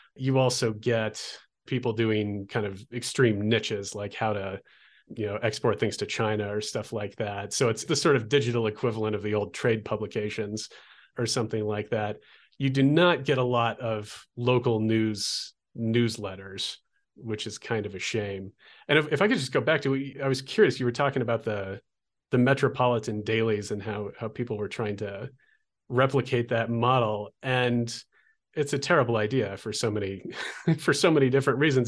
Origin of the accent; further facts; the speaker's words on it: Olympia, Washington, United States; moved away as an adult; also born or lived in Oregon coast; now in Albuquerque, United States; I grew up in Olympia, Washington